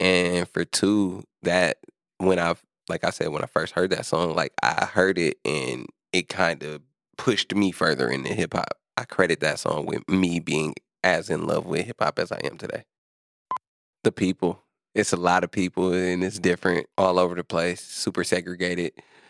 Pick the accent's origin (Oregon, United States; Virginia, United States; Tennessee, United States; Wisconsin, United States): Wisconsin, United States; Milwaukee; I've been working within Milwaukee. Oh, I've been living here my whole life. I'm born and raised on the North Side, you know, 17th Keith.